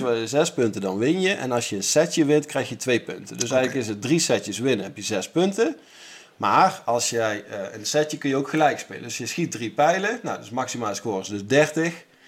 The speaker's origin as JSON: {"language": "Dutch", "country": "Netherlands", "said": "wij als Nederlanders"}